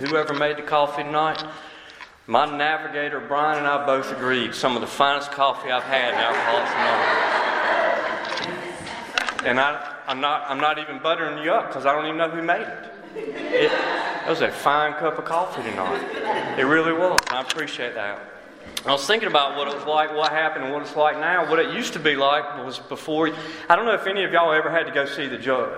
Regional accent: Wilson, North Carolina, United States; I was born and raised in Wilson, North Carolina.

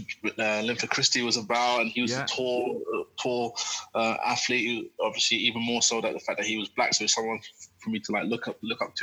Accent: London, United Kingdom; also born or lived in Tottenham, North London; that's where I was born. I grew up there. We lived, myself and my mum lived there for my first 8 years or so, and then we eventually moved to North London, to Tottenham. So a lot of absolute Londoner through and through.

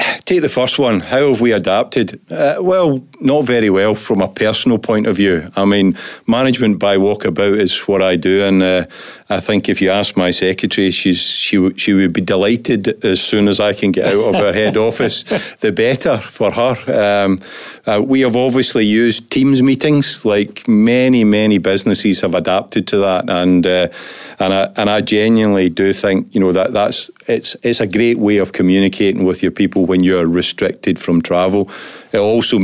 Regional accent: west of Scotland, United Kingdom; We live in Scotland. We're from Scotland. We're from the west of Scotland.

